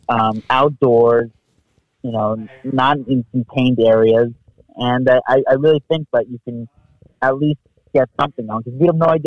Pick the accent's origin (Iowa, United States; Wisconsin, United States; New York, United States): New York, United States; I'm from New York